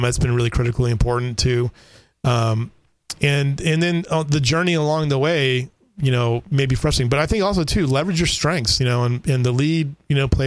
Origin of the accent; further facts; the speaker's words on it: Southern California, United States; now in Kerrville, United States; I grew up in Southern California